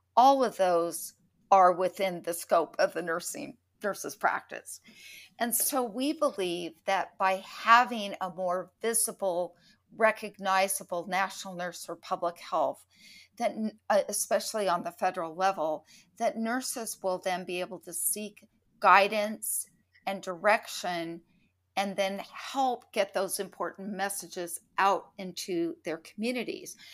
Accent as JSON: {"language": "English", "area": "San Francisco Bay Area", "region": "California", "country": "United States", "tie": "born or raised there", "said": "I grew up in the San Francisco Bay Area"}